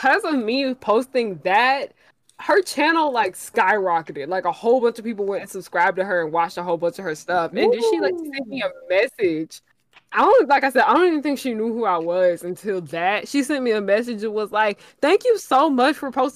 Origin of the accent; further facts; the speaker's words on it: Atlanta, Georgia, United States; I'm from Atlanta